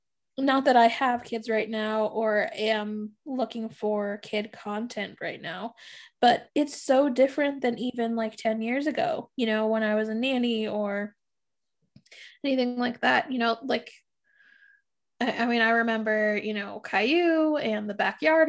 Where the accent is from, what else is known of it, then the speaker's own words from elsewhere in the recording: Florida, United States; I remember fire ants, especially like growing up in Florida, we had some. Obviously here they all just freeze if there are any in Minnesota.